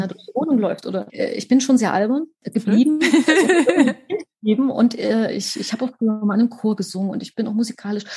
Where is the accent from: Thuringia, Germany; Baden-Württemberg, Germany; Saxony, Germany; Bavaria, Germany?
Saxony, Germany; Leipzig; Ich bin in Leipzig geboren, genau zur richtigen Zeit, wo nämlich Wende war und wo alles neu losging